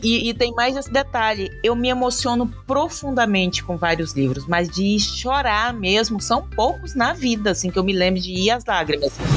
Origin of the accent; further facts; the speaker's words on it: Brazil; eu sou brasileira